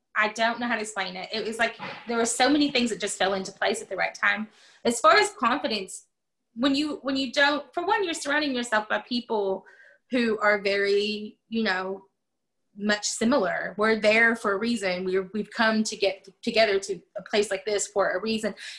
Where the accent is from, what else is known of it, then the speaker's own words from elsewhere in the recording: the South, United States; moved away; also born or lived in Pacific Northwest; I came from the South